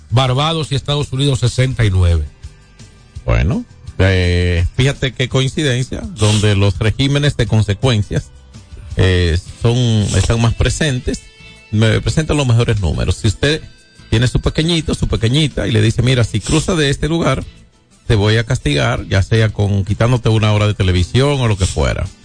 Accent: San Francisco de Macorís, Duarte, Dominican Republic; San Francisco de Macorís. Tierra mía, mi tierrita.

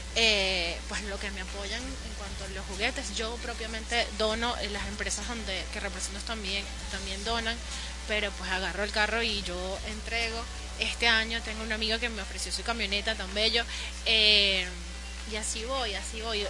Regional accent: Guatire, Miranda, Venezuela; also born or lived in Caracas; Guatir es mi pueblito

